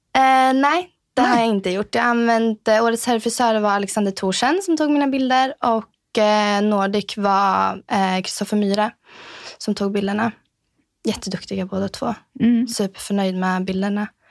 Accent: Sweden; moved away as an adult; also born or lived in Trosa, Sweden / Norrköping, Sweden; now in Norway; från Sverige. Uh, bott här i Norge i sex år, inne på mitt sjunde år. Um, kommer från Trosa och Norrköping i Sverige

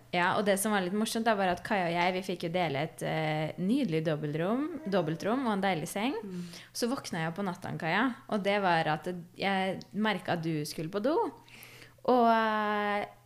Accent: Fredrikstad, Østfold, Norway; Vi er fra Fredrikstad

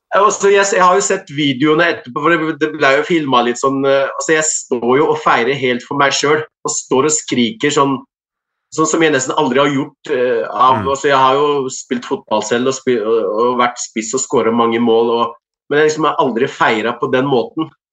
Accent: Morocco; now in Norway; familie i, i landsbyen jeg kommer fra

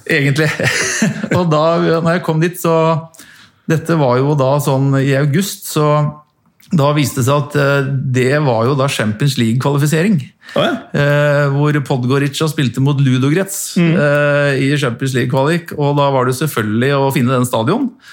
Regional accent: Norway; jeg er fra Norge

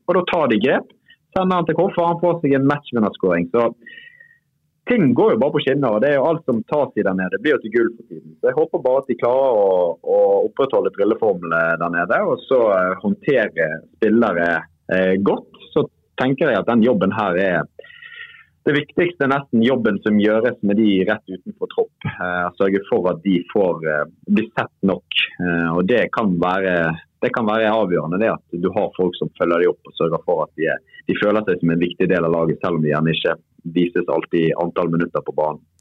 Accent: Bergen, Vestland, Norway; jeg er jo bergenser

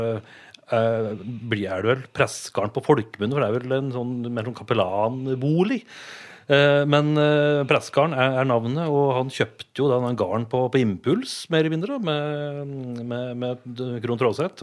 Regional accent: Vardal, Innlandet, Norway; now in Reinsvoll, Norway; Jeg er jo fra vakre Vardal

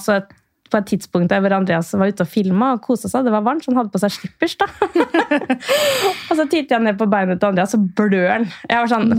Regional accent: Sarpsborg, Østfold, Norway; moved away as an adult; also born or lived in Queensland, Australia / Los Angeles, United States; så jeg er fra Sarpsborg. Men ved første anledning så flytta jeg så langt jeg kunne

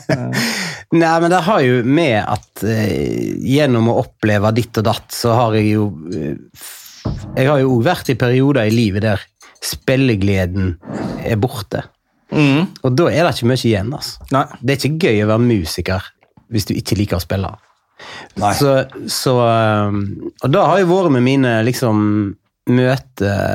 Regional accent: Bømlo, Vestland, Norway; accent: Bømlo dialect; now in Oslo, Norway; jeg baserer jo mye av min eh, identitet på å være bømling

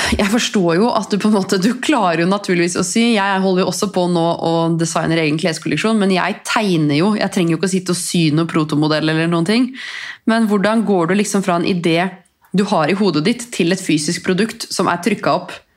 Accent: Norway; Her kommer jeg fra Norge

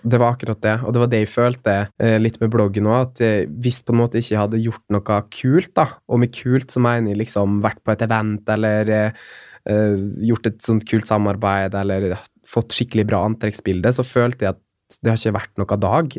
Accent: Molde, Møre og Romsdal, Norway; moved away as an adult; also born or lived in Oslo; flytte hjem og komme hjem til familien min og, og der jeg vokste opp

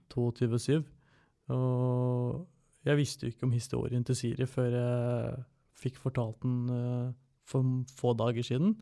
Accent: Toten, Innlandet, Norway; jeg født og oppvokst på Toten

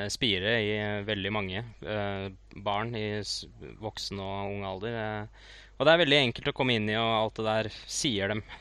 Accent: Oslo, Norway; Jeg er fra, jeg er fra Grünerløkka, vet du.

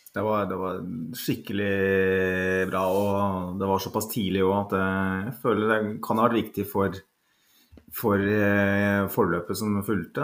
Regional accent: Norway; Jeg er norsk

